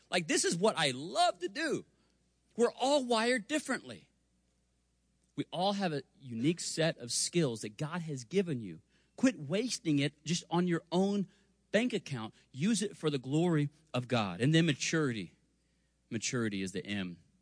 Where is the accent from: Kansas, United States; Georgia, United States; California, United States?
Kansas, United States; Spring Hill; I grew up in Spring Hill, Kansas.